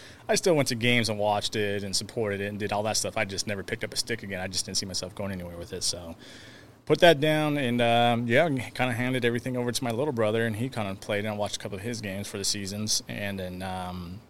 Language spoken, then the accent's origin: English; California, United States; I was born in California